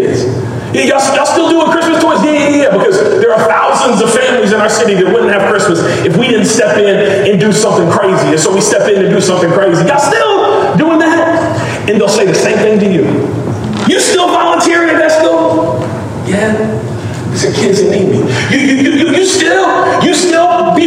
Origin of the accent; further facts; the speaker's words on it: Memphis, Tennessee, United States; also born or lived in Mississippi; this city that God broke my heart for, my hometown, for Memphis